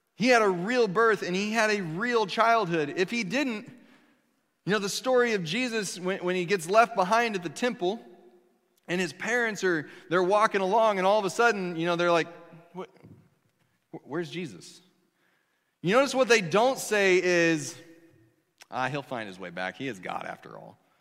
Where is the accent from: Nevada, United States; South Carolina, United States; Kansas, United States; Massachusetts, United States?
Kansas, United States; moved away as an adult; I'm from Kansas